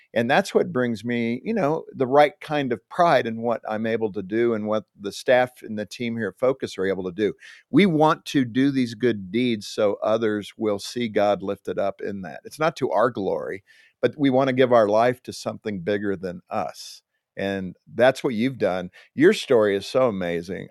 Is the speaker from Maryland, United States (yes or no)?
no; Southern California, United States; also born or lived in Compton, California; I was growing up in Southern California